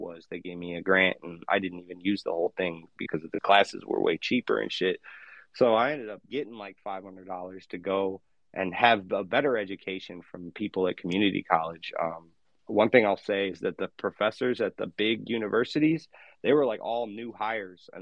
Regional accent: Michigan, United States; I went to high school in my hometown for a while, for like 3 years. And then I went to Western College in my home state of Michigan.

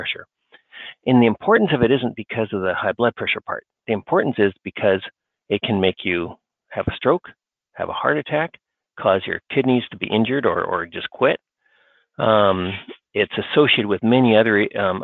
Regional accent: Australia; moved away as an adult; now in United States; I was raised in Australia.

